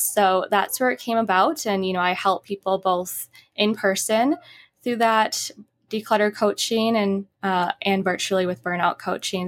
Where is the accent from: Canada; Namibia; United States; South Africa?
United States; Midwest; also born or lived in Utah, United States; now in Los Angeles, United States; I'm originally from the Midwest